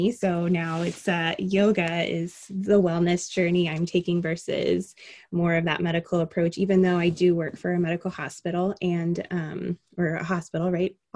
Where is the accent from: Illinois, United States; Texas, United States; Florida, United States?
Florida, United States; Miami; also born or lived in Alaska; now in Indiana, United States; So, I am not originally from Indiana, I'm originally from Miami. And my dad was in the Army, so we moved throughout the entire um, United States for the most part. And we actually moved here from Alaska.